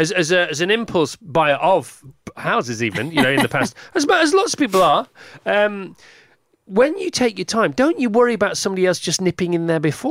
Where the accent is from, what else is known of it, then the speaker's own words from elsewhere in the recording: United Kingdom; It's really annoying for us Brits